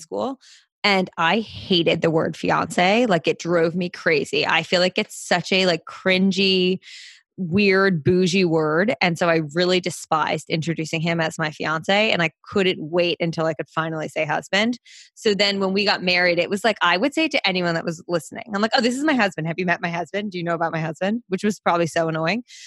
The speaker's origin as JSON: {"language": "English", "town": "Princeton", "region": "New Jersey", "country": "United States", "tie": "born or raised there", "also_born_or_lived": "New York", "moved": "as an adult", "lives_now": "Manhattan, United States", "said": "I grew up in Jersey. So, I'm from New Jersey."}